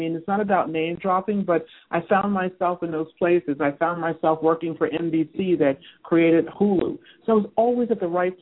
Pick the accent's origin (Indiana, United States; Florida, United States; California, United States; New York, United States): New York, United States; New York City; also born or lived in Bronx; my background is I grew up in Manhattan, okay? And I grew up also like in the Bronx on the borderline of Westchester